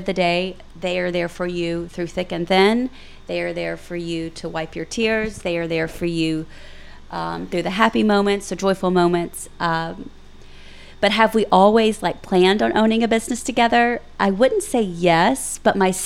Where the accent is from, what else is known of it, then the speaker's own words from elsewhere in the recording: Pine Bluff, Arkansas, United States; now in Little Rock, United States; We're all from Pine Bluff, but we live here. We live here now